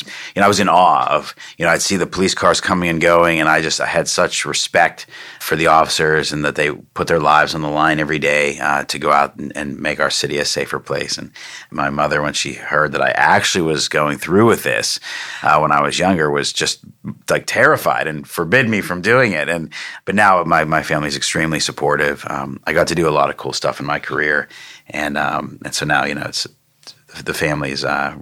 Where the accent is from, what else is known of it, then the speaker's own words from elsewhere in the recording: Pittsburgh, Pennsylvania, United States; moved away as an adult; now in Frederick, United States; I was born and raised in Pittsburgh